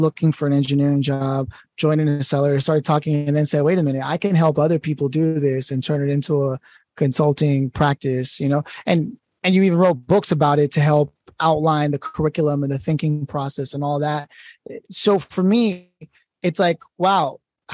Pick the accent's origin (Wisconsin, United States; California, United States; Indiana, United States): California, United States; Los Angeles; moved away as an adult; also born or lived in New York; Los Angeles, which was my hometown